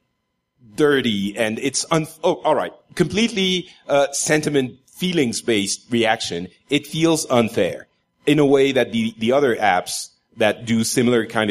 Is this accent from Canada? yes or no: no; France; Are you French? Actually, I am.